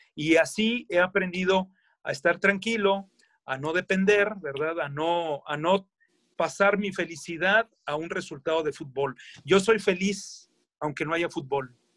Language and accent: Spanish; Monterrey, Nuevo León, Mexico; also born or lived in Pachuca, Hidalgo; yo soy regio por adopción yo nací en Pachuca Hidalgo, eh, vivo aquí en Monterrey